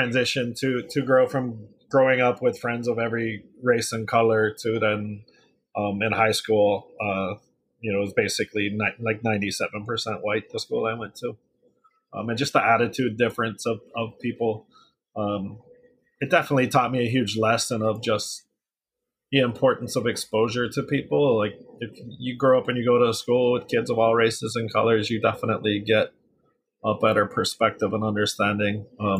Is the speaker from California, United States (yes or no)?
yes; Los Angeles, California, United States; When I grew up in Los Angeles, it was more Mexican gangs, but I was definitely a minority in my neighborhood.